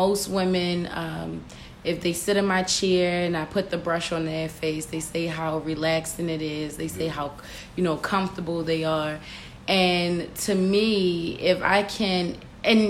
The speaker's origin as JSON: {"language": "English", "town": "Baltimore", "region": "Maryland", "country": "United States", "tie": "born or raised there", "said": "I am from Baltimore, Maryland, born and raised in Sedonia"}